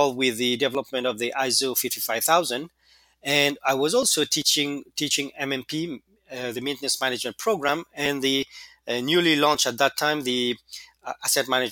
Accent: Mauritius; moved away as an adult; back in my home country, which is the Republic of Mauritius

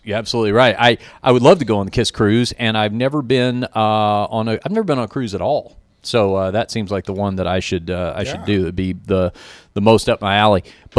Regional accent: Fort Worth, Texas, United States; I was born in Fort Worth, Texas.

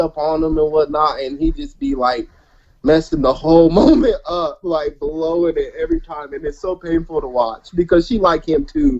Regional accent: Colorado, United States; I'm from Colorado

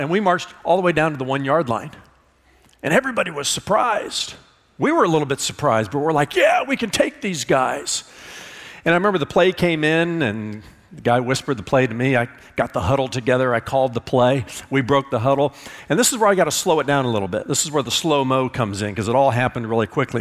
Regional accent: Indiana, United States; I'm from Indiana

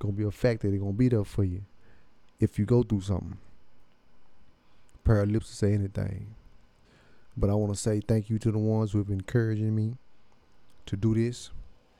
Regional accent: Cleveland, Texas, United States; also born or lived in Houston; I'm originally from Cleveland, Texas

